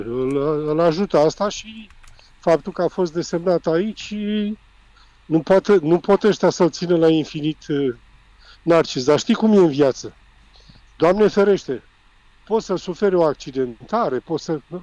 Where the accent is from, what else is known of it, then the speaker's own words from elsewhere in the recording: Romania; eu ca român